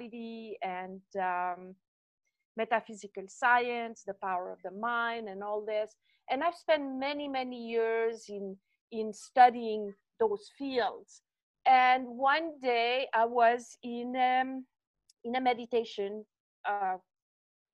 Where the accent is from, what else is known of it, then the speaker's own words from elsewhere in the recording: French part of Switzerland, Romandy, Switzerland; accent: French, from the French part of Switzerland; moved away; So originally I'm from Switzerland. So if you wonder where my accent is from, it's French, from the French part of Switzerland.